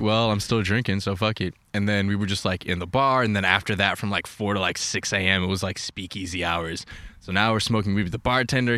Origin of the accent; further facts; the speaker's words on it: New York, United States; moved away as an adult; I grew up in New York